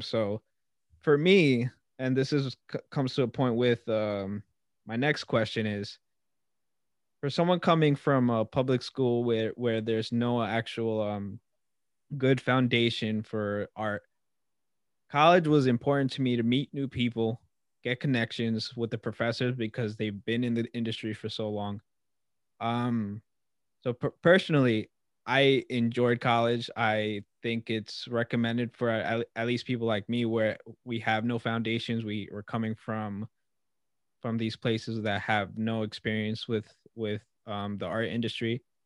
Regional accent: Long Island, New York, United States; I'm a kid from Long Island

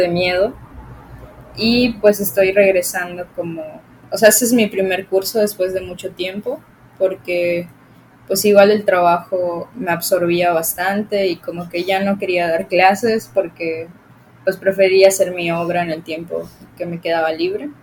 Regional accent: Cenotillo, Yucatán, Mexico; yo soy de Cenotillo, de un municipio

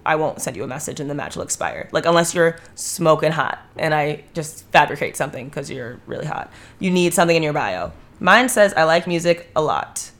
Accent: Ohio, United States; I grew up in Ohio

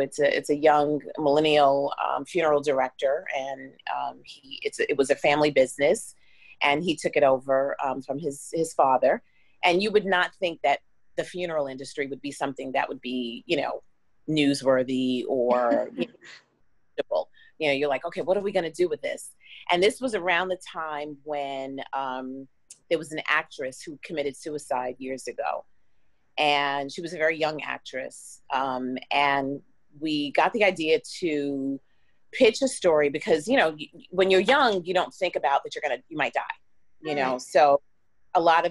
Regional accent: New York, United States; moved away as an adult; also born or lived in Washington, District of Columbia, United States; now in Miami, United States; I'm originally from New York.

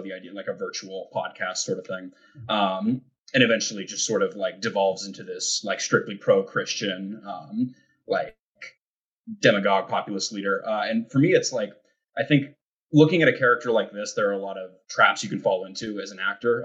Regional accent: Montana, United States; I'm from Montana, which is like kind of you know the most middle of the country

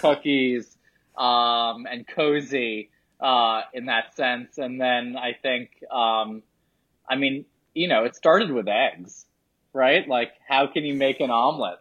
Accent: New York City, New York, United States; I grew up in lower Manhattan in an area called Soho

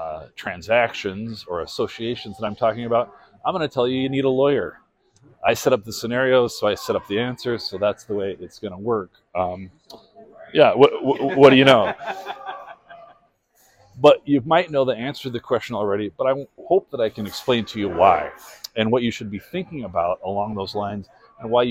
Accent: northeastern Montana, United States; also born or lived in Portland, Oregon; now in Missoula, United States; Born and raised in Montana, northeastern Montana.

